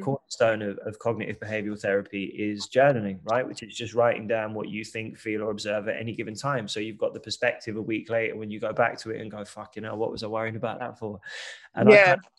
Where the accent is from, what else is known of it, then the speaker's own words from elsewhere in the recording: London, United Kingdom; growing up in East London